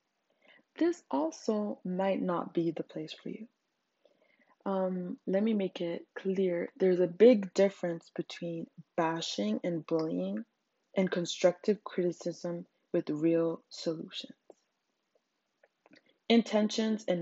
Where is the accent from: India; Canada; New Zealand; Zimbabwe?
Zimbabwe; English is a second language; English is my third language. I'm African. I'm from Zimbabwe